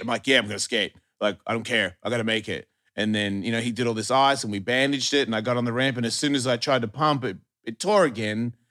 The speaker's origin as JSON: {"language": "English", "country": "Australia", "said": "I'm from Australia."}